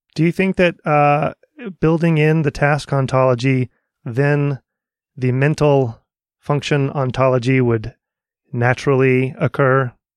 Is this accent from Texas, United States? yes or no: yes; Dallas, Texas, United States; I'm from the Dallas area.